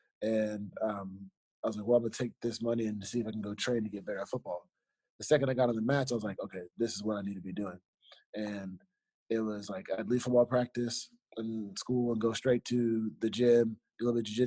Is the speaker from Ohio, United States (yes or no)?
no; Fort Lauderdale, Florida, United States; I was born in Fort Lauderdale, Florida